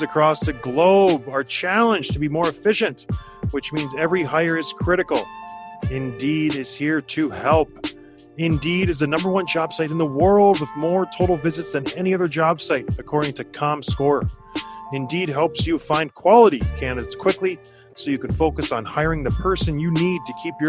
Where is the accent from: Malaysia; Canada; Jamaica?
Canada; I'm Canadian.